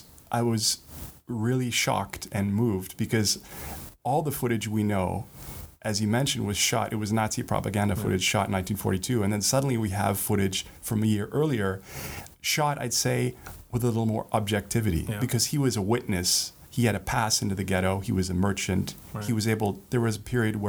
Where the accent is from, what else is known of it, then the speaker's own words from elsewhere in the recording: Canada; moved away as an adult; now in Warsaw, Poland; born and raised in Canada, but I've been living in Warsaw for 10 years now.